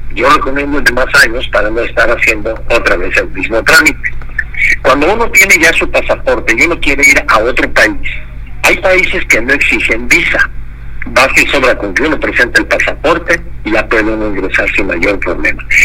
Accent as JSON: {"language": "Spanish", "country": "Mexico", "said": "yo soy mexicano"}